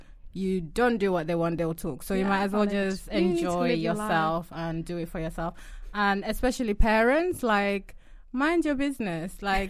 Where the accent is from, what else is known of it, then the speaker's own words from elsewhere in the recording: Yorkshire and the Humber, United Kingdom; accent: Yorkshire; moved away as an adult; Oh, my Yorkshire God, my Yorkshire accent was so thick. When I moved to uni, people used to say something.